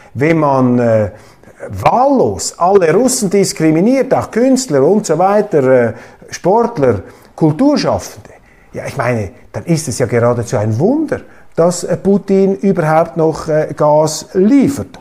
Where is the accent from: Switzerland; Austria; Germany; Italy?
Switzerland; Als Schweizer und auch als Schweizer Milizpolitiker